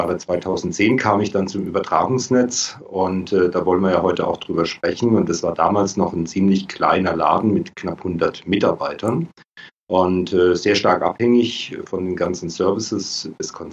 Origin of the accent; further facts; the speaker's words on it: Baden-Württemberg, Germany; ähm, komme aus der Nähe von Karlsruhe, lebe auch dort wieder.